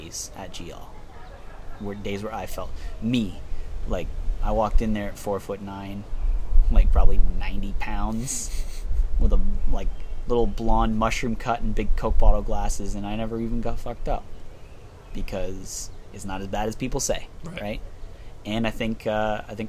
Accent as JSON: {"language": "English", "town": "Oshawa", "region": "Ontario", "country": "Canada", "tie": "born or raised there", "said": "growing up in South Oshawa"}